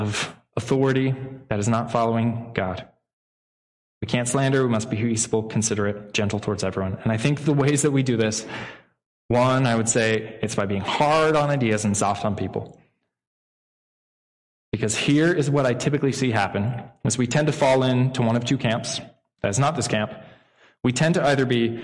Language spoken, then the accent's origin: English; United States; As American citizens